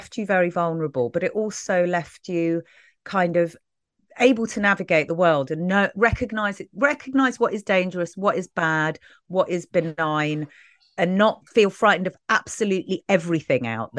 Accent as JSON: {"language": "English", "town": "Brixton", "region": "London", "country": "United Kingdom", "tie": "born or raised there", "said": "You know, when you describe kind of growing up in Brixton"}